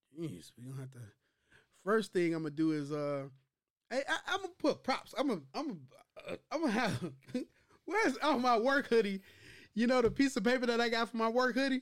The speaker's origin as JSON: {"language": "English", "town": "Chicago", "region": "Illinois", "country": "United States", "said": "I'm from Chi Town"}